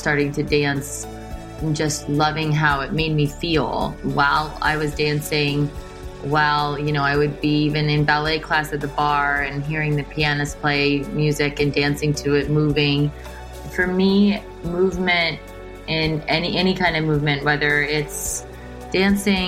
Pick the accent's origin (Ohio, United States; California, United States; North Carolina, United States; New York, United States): Ohio, United States; Canton; I grew up in Canton, Ohio, which is a suburb of, it's about an hour south of Cleveland